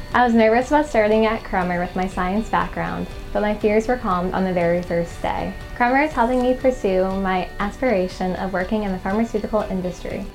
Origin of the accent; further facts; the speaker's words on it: Midwest, United States; I'm from the Midwest